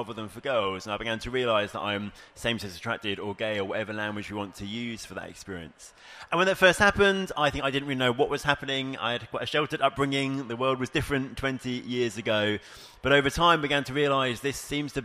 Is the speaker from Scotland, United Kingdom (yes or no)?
no; Bexhill, South East England, United Kingdom; I am from Bexhill on the southeast coast of England, part of King's Church there in Hastings and Bexhill